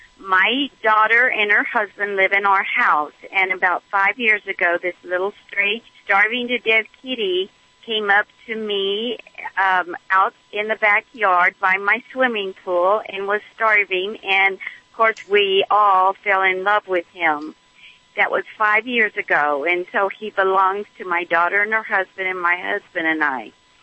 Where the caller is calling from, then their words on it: Knoxville, Tennessee, United States; Well, I'm calling from the highway in Tennessee, right outside of Knoxville, but I live in Texas.